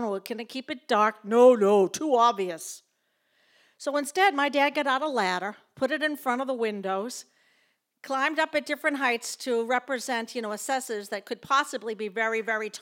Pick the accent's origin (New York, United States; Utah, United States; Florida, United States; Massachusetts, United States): Massachusetts, United States; Lowell; also born or lived in Winchester, Massachusetts; I was born in Lowell, Massachusetts.